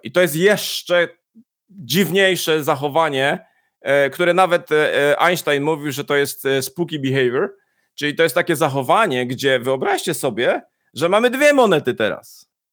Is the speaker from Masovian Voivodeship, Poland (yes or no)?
no; Poznań, Greater Poland, Poland; ja jestem z Poznania